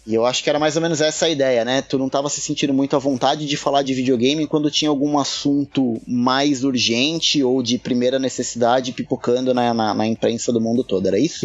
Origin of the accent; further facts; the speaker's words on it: São Paulo, Brazil; eu sou de São Paulo